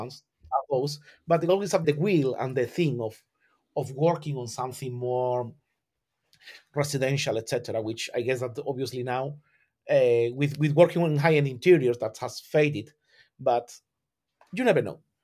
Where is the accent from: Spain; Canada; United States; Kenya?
Spain; Algeciras, Andalusia; born or raised there; English is a second language; moved away as an adult; now in London, United Kingdom